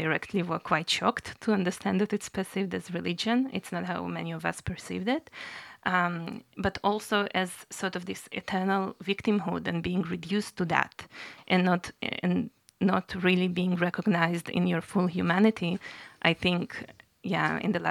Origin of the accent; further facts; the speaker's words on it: Haifa, Haifa District, Israel; moved away as an adult; also born or lived in Russia; now in Germany; I grew up in Haifa